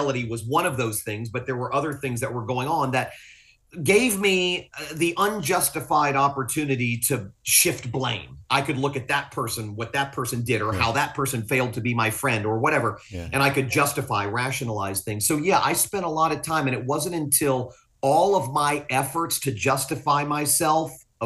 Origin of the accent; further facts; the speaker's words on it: Fort Lauderdale, Florida, United States; also born or lived in Willis, Texas; I'm from South Florida. Fort Lauderdale's my home